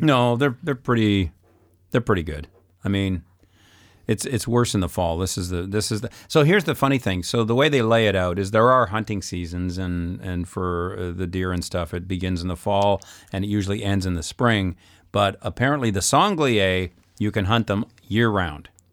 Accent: Saskatoon, Saskatchewan, Canada; moved away as an adult; also born or lived in Alberta / British Columbia / Manitoba / Ontario; I'm from Saskatoon.

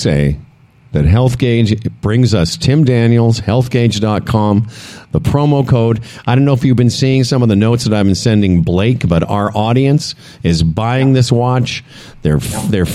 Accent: Moose Jaw, Saskatchewan, Canada; moved away; I'm originally from Moose Jaw

